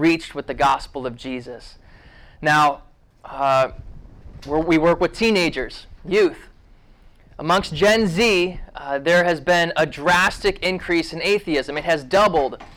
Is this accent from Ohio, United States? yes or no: yes; Ohio, United States; I grew up in Ohio.